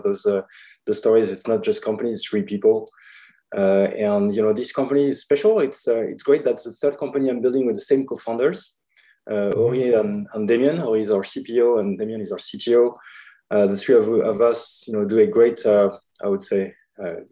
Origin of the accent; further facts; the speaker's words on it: France; moved away as an adult; also born or lived in Paris / San Francisco; now in Los Angeles, United States; I'm from France originally, but I've been in the US for now the last 5 years.